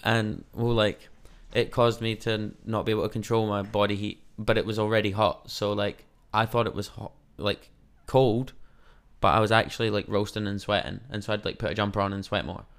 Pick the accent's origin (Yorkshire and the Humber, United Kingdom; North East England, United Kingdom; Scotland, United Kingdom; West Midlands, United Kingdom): Scotland, United Kingdom; now in New Zealand; I'm Scottish